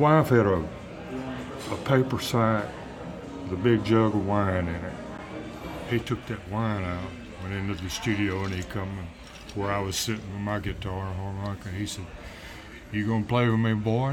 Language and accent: English; Louisiana, United States; moved away; also born or lived in Georgia; I lived on a cotton farm with my dad and mom and older brother and five sisters.